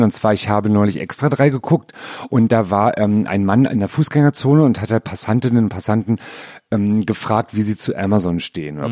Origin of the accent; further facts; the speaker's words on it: Berlin, Germany; Also ich bin ja in Berlin geboren